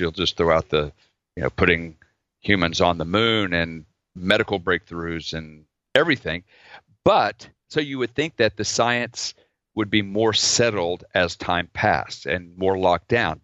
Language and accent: English; Oklahoma, United States; I grew up in Oklahoma